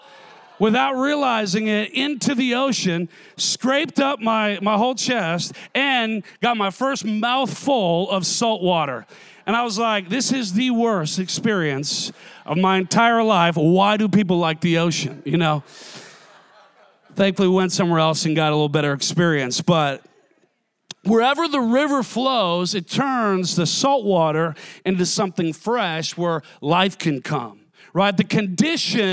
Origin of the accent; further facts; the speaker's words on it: Minnesota, United States; I grew up in Minnesota, so everything was freshwater lakes